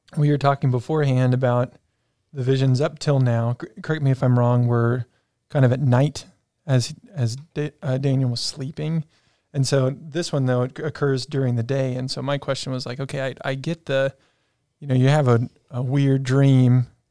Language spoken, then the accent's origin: English; South Africa; moved away; growing up in South Africa